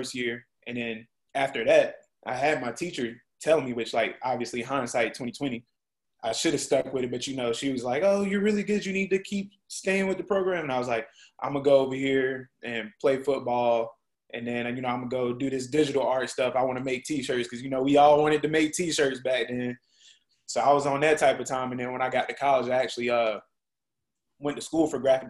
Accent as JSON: {"language": "English", "town": "Rock Hill", "region": "South Carolina", "country": "United States", "tie": "born or raised there", "also_born_or_lived": "Charlotte, North Carolina", "said": "I grew up in Rock Hill"}